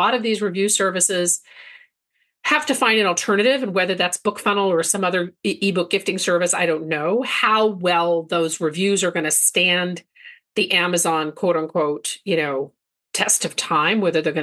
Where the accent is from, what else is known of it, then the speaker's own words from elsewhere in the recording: Belgium; now in United States; I grew up in Belgium and, you know, I speak the language fluently.